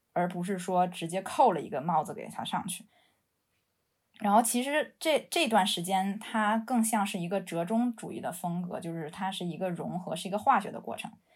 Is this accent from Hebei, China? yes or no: no; Beijing, China; moved away as an adult; also born or lived in London; now in Shenzhen, China; 我是一个北京人，然后从伦敦上，上了学之后，毕业之后在现在在深圳工作，从事城市设计以及建筑设计相关的工作